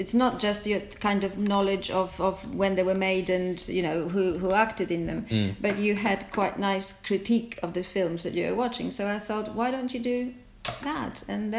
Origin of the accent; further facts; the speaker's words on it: Poland; now in England, United Kingdom; I grew up in Poland. I came to England in 1981, so a very long time ago. My life in England has been obviously is longer than my life in Poland.